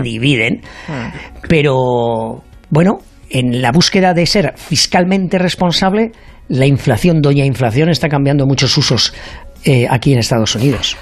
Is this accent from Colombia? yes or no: no; Spain; now in United States; Yo, como soy un caballero español y además del Real Madrid